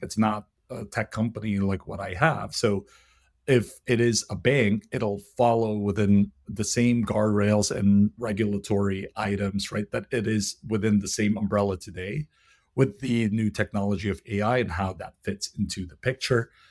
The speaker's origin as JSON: {"language": "English", "country": "Philippines", "said": "I'm Filipino, so the language that I speak is Tagalog."}